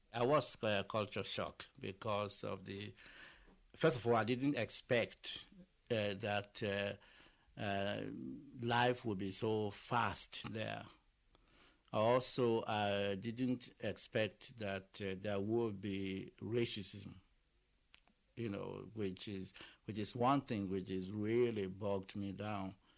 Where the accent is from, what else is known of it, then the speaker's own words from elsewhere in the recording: Lagos, Nigeria; moved away; I was born in Lagos and uh, I went to school in Lagos